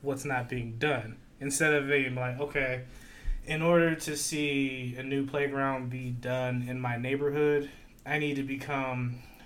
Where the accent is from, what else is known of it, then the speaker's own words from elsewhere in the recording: Lorain, Ohio, United States; I'm from Lorain